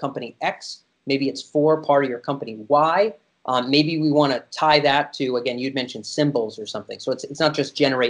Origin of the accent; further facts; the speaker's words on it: United States; I was born in America